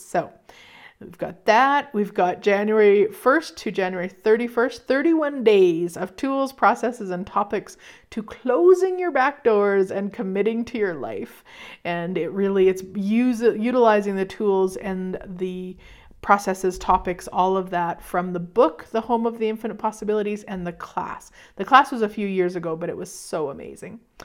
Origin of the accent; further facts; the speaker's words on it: Canada; I'll be in there as a Canadian